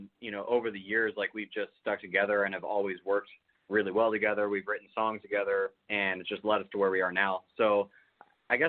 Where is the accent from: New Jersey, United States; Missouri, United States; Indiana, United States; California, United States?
California, United States; moved away as an adult; now in Tennessee, United States; We're from California originally, and we moved out to Tennessee literally the day after they announced that we were having a global pandemic